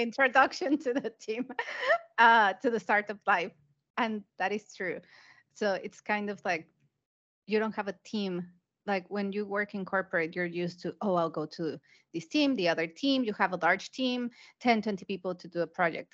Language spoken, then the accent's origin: English; Mexico; moved away as an adult; also born or lived in United Kingdom / Asia; I'm originally from Mexico, so I started my career in a Mexican development bank.